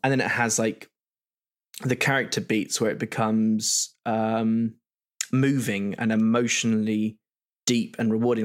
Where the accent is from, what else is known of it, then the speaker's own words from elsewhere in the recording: United Kingdom; We're both British